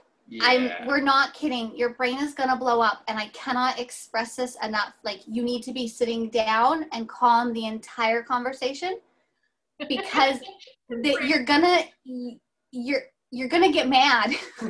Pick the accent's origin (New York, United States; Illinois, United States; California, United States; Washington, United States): California, United States; Redding; Literally, we thought Bethel was a thing in Reading and only Reading. And we've lived here our entire lives